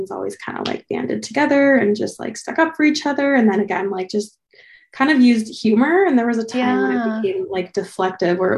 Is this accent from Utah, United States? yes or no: yes; Salt Lake City, Utah, United States; I grew up in Salt Lake, just like a suburb of Salt Lake, and lots of LDS families.